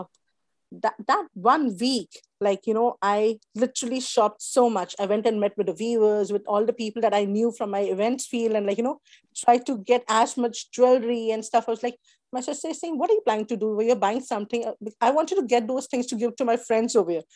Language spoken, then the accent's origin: English; India; moved away as an adult; also born or lived in Mumbai, India / New Zealand; the background that we come from India